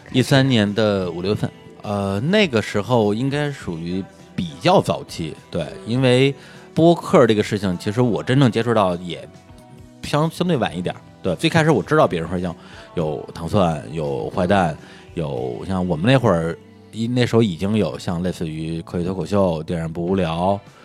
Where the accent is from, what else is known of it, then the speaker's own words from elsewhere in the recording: Beijing, China; 我这个来自于北京市门头沟区，然后是一个山区人民